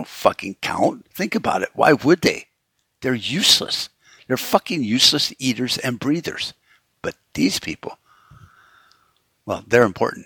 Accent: United States; as an American

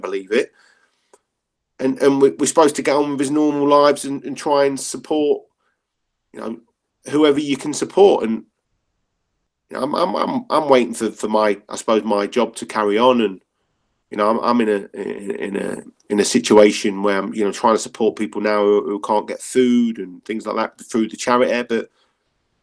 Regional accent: Leicester, East Midlands, United Kingdom; I grew up in Leicester, which is a multicultural sort of city

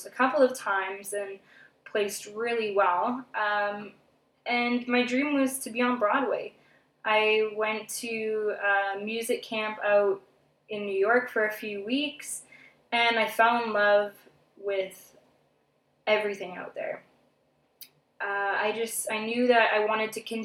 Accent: Thunder Bay, Ontario, Canada; now in Toronto, Canada; I'm from Thunder Bay, Ontario. Lived there until I was 21 years old. Moved to Toronto

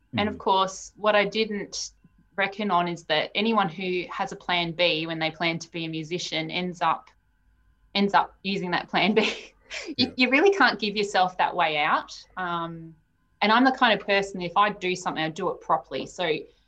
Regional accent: Melbourne, Victoria, Australia; moved away as an adult; also born or lived in Sydney; I was born in Melbourne, so I had this pull to come home.

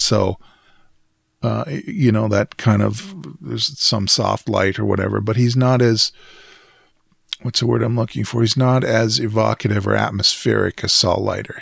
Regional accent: Western Canada, Canada; as a Canadian, particularly Western Canadian

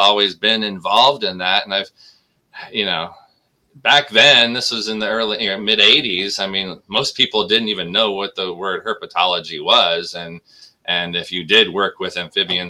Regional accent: Dayton, Ohio, United States; moved away as an adult; also born or lived in Columbus, Ohio; I was born in Dayton and mostly grew up in Dayton, but I was in Columbus when I was about 4 years old, 3 and 4 years old for a little while

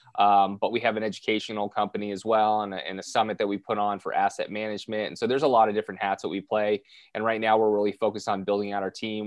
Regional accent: Southern California, United States; born and raised in Southern California

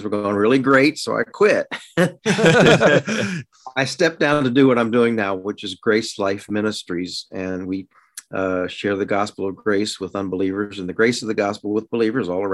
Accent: Maryland, United States; moved away as an adult; also born or lived in Washington, D.C. / Texas; I grew up in Maryland, born in Washington, D.C., grew up in Maryland, and lived there.

